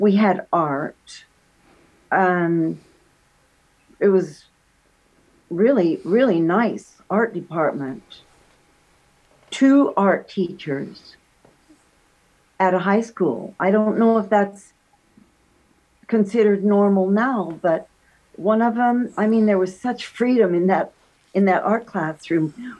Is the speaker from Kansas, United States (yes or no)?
yes; Kansas, United States; moved away as an adult; now in Michigan City, United States; I'm from Kansas